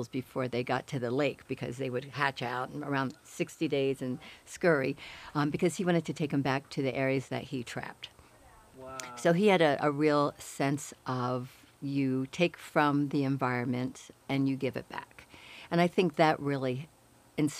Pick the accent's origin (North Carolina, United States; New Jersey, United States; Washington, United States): New Jersey, United States; Woodstown; now in Boulder, United States; I grew up in a tiny little town in southern New Jersey, right outside of the Pine Barrens, and it was called Woodstown.